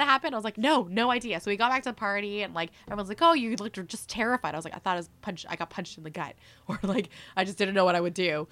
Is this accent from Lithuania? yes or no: no; Mississauga, Ontario, Canada; also born or lived in Philippines; now in Toronto, Canada; I grew up in Mississauga